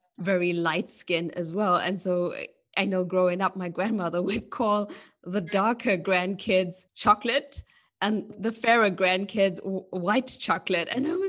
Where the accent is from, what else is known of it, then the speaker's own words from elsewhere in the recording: South Africa; And so I grew up in South Africa in a mm-hmm. South Indian home.